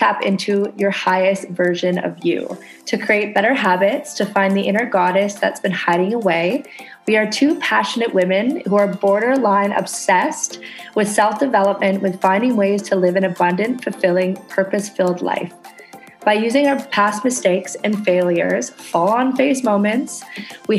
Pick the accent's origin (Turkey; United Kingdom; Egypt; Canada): Canada; now in Indonesia